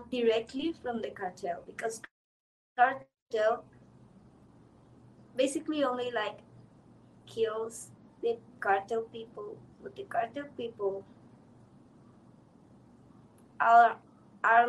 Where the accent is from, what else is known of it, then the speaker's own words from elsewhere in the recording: Sinaloa, Mexico; I'm from Sinaloa